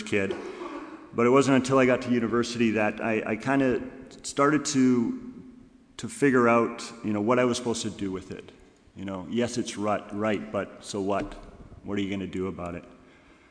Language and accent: English; Kitchener, Ontario, Canada; also born or lived in British Columbia; now in Goshen, United States; I grew up in Kitchener, Ontario.